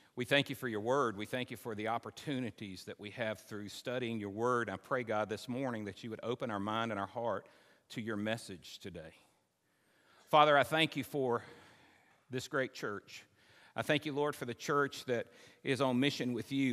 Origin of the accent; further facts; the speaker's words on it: Simpson County, Kentucky, United States; I grew up in Simpson County.